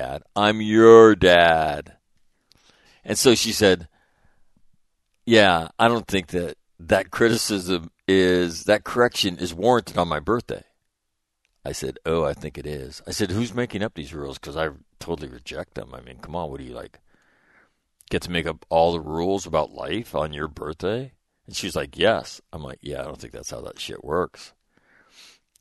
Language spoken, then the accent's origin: English; Sacramento, California, United States; moved away; my hometown, Sacramento, California